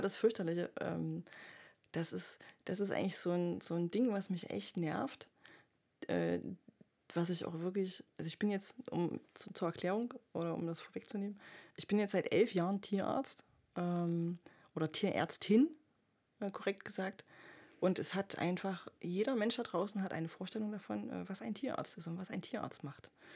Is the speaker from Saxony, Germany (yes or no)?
yes; Leipzig, Saxony, Germany; ich bin auch Leipzigerin